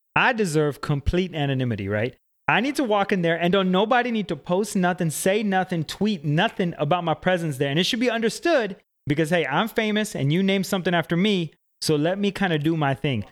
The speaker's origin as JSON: {"language": "English", "town": "Atlanta", "region": "Georgia", "country": "United States", "said": "We're both from Atlanta"}